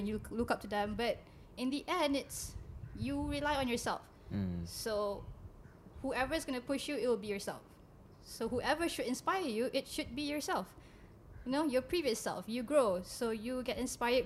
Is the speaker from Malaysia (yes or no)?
yes; Subang Jaya, Selangor, Malaysia; Born and raised in Subang Jaya, right. My hood